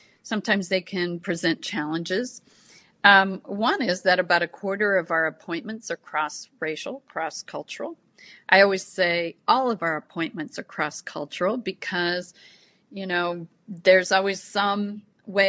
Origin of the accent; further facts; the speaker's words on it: Spokane, Washington, United States; moved away as an adult; also born or lived in Boston; where I grew up in Spokane.